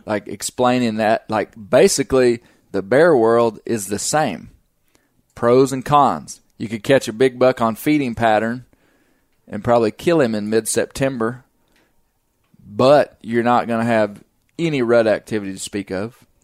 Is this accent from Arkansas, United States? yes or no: yes; Arkansas, United States; I'm from the South, from Arkansas